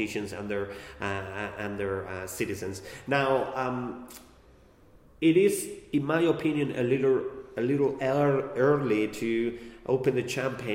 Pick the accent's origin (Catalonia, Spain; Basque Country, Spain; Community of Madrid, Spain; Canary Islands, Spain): Community of Madrid, Spain; Madrid; I am from Madrid